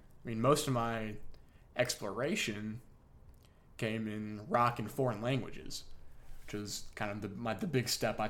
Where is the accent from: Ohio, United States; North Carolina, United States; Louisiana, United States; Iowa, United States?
North Carolina, United States; Like, we're not New York rappers, we're Southern rappers. We're from North Carolina.